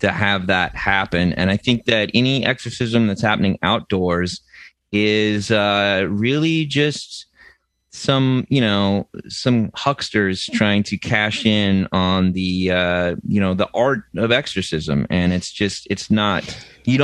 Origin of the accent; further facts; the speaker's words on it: United States; as an American